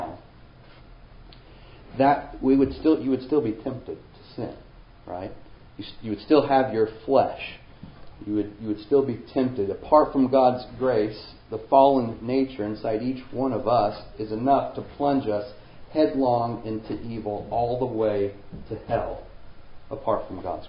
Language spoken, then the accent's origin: English; Springfield, Missouri, United States; I grew up in around Springfield, Missouri